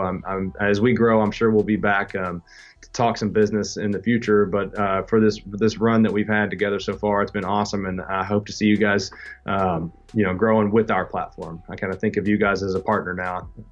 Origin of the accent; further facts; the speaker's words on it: Southeastern Kentucky, United States; I grew up in Southeastern Kentucky